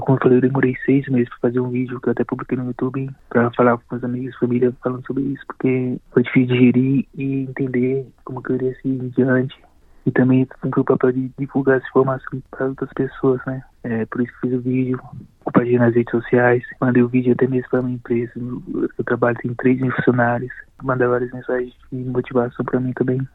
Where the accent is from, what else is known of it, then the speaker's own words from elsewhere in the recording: interior of Bahia, Brazil; moved away as an adult; also born or lived in São Paulo, Brazil; now in Melbourne, Australia; eu vivo fora da minha cidade natal desde os 20 e poucos anos de idade. Eu sou da Bahia, do interior da Bahia, e morei 10 anos em São Paulo antes de ir para a Austrália